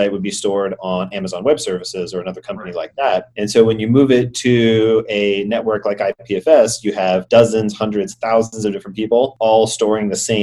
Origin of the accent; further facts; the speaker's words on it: Atlanta, Georgia, United States; moved away as an adult; also born or lived in San Francisco; I'm from Atlanta, started in the real estate field.